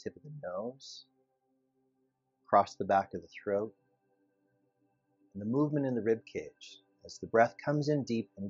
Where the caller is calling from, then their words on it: West Hollywood, California, United States; It's Los Angeles, specifically West Hollywood, California.